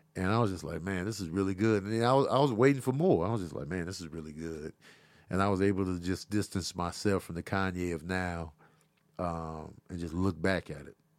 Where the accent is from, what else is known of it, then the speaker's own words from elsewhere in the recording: Chicago, Illinois, United States; I grew up in Chicago, South Side.